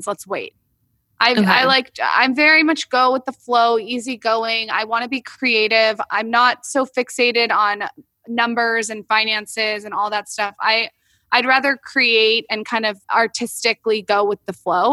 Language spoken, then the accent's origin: English; San Diego, California, United States; moved away as an adult; also born or lived in West Hollywood; now in Los Angeles, United States; we're new to LA because we're from San Diego.